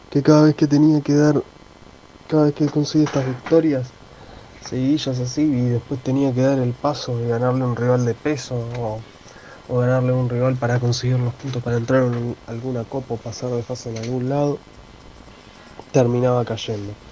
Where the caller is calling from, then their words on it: Monte Grande, Buenos Aires Province, Argentina; de Monte Grande.